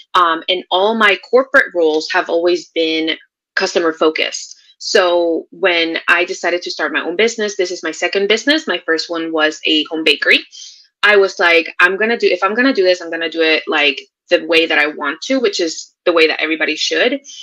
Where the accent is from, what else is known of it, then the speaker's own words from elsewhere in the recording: Puerto Rico; now in Texas, United States; I am originally from Puerto Rico. I am living in Texas right now